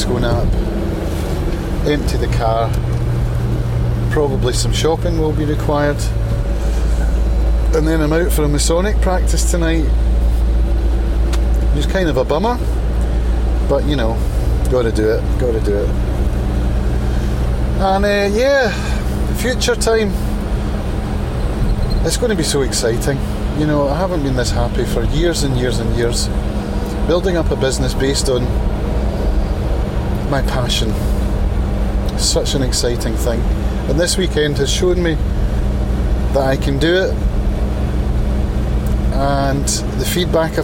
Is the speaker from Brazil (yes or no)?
no; Prestwick, Scotland, United Kingdom; the friendships that we formed growing up around Prestwick